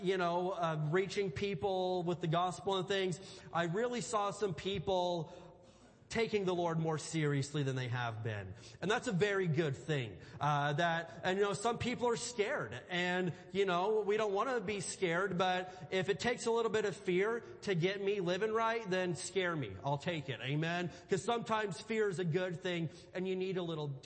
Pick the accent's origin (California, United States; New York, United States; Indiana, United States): Indiana, United States; I grew up in Indiana, and I grew up just surrounded by cornfields